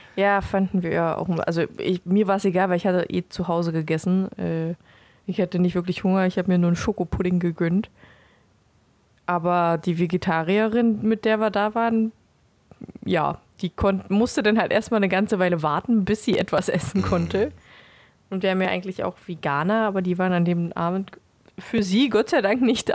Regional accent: Beelitz, Brandenburg, Germany; ich bin nicht in Belitz geboren, aber aufgewachsen

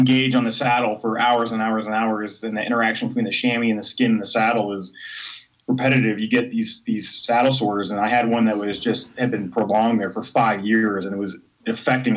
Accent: United States; I'm an American guy

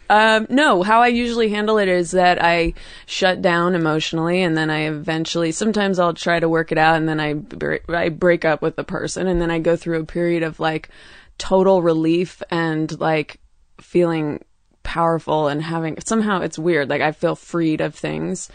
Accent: Oakland, California, United States; also born or lived in New York; now in Los Angeles, United States; I grew up in Oakland, California

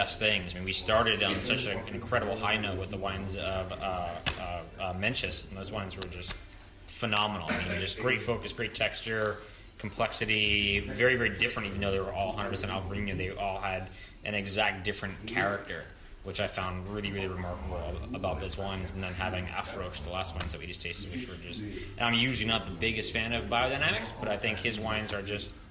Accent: San Diego, California, United States; I'm a sommelier from San Diego, California, in the United States

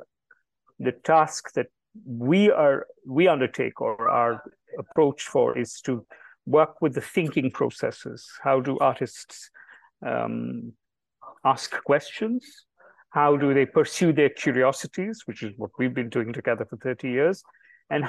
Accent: Delhi, India; Jibesh and I were born and raised in Delhi, and we received our education entirely in Delhi.

